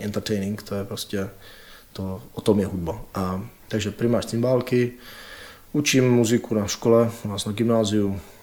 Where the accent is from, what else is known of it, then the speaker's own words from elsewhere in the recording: Czechia; my Češi